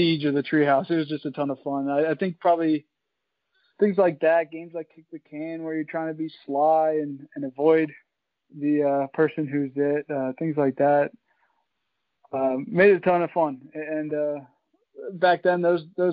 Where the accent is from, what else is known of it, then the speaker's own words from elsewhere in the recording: West Chester, Pennsylvania, United States; moved away as an adult; also born or lived in Wisconsin; now in Milwaukee, United States; I grew up outside of Philadelphia in a town called Westchester